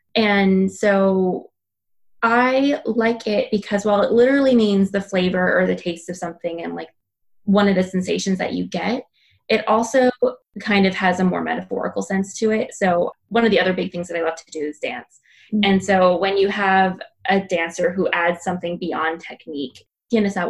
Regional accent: Minnesota, United States; if we wanted to eat Mexican food growing up in Minnesota, we had to drive 45 minutes to St. Paul.

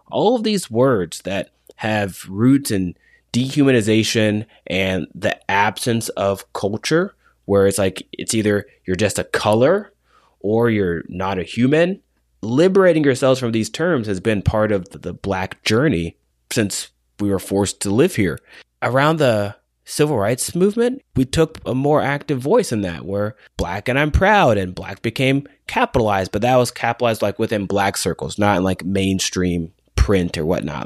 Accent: United States; as an American

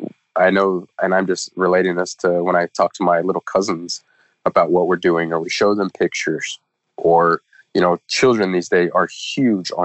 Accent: Kansas, United States; moved away; back to Kansas to read to the elementary schools in my hometown

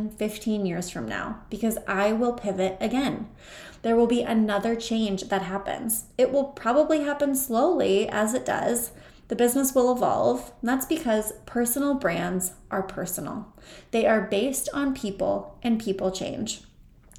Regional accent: Mitchell, South Dakota, United States; my hometown of Mitchell, South Dakota

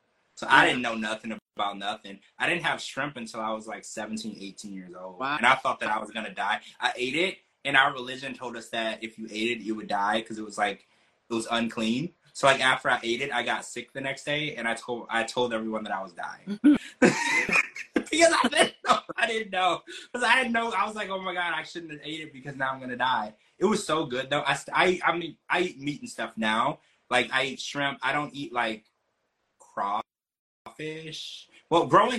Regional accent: Louisiana, United States; I grew up in Louisiana

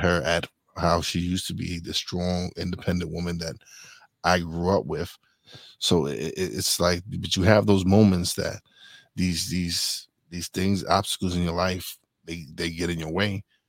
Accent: Brooklyn, New York, United States; I was born in Brooklyn, raised in Brooklyn

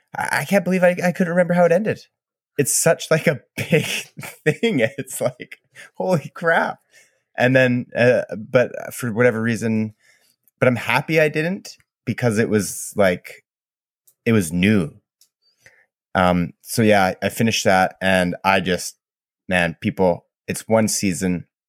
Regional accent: Canada; I'm Canadian

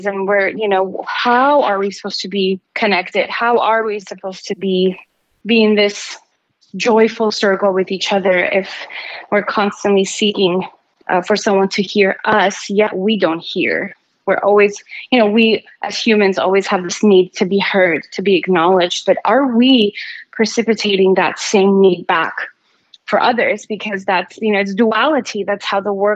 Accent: Armenia; moved away; growing up in Armenia and seeing all the hardship

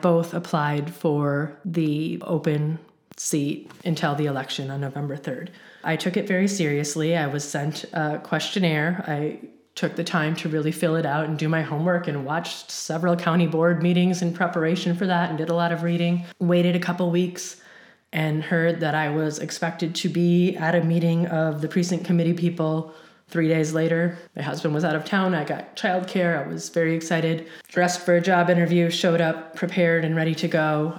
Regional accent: Kewaskum, Wisconsin, United States; moved away as an adult; also born or lived in Milwaukee, Wisconsin; now in Champaign-Urbana, United States; So I grew up in a really small town in rural Wisconsin called Kewaskum, a very small population, under 3,000 people.

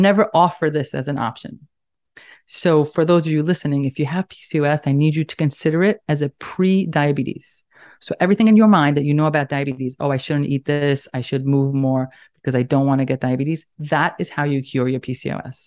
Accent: New York City, New York, United States; accent: Staten Island, New York; I'm in, in case you couldn't tell by my accent, Staten Island, New York.

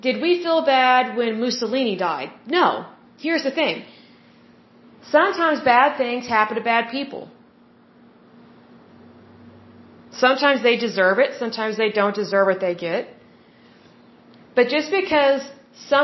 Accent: the Bible Belt, United States; I was raised in the Bible Belt

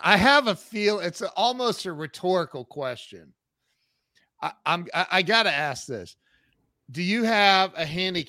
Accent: Columbus, Ohio, United States; I'm from Columbus, Ohio.

